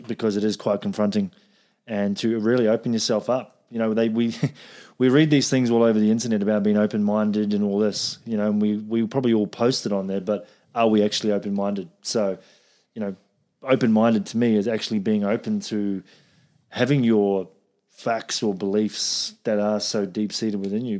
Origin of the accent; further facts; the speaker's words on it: New Zealand; I'm from New Zealand, where, like, it's like meat country